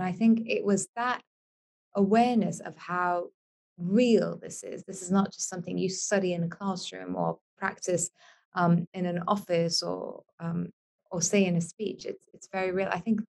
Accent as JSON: {"language": "English", "town": "Beirut", "region": "Beirut Governorate", "country": "Lebanon", "tie": "born or raised there", "also_born_or_lived": "Glasgow / Washington, D.C.", "second_language": "English", "said": "I was born in Lebanon, in Beirut, but I've been lucky to have lived in many different places. I lived in Glasgow when I was a kid."}